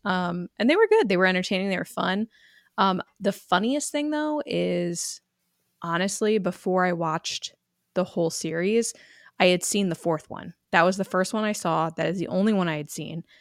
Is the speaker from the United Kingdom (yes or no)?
no; Connecticut, United States; I'm from Connecticut